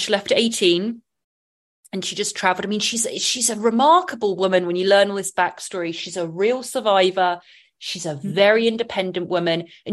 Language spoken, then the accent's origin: English; England, United Kingdom; Growing up in England, it was real 90s.